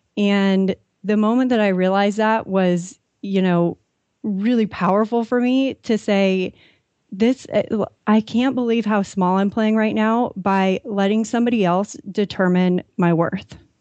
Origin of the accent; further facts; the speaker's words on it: San Diego, California, United States; I grew up in San Diego